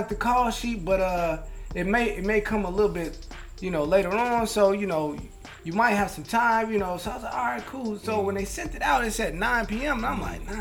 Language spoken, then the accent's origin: English; Chicago, Illinois, United States; from Chicago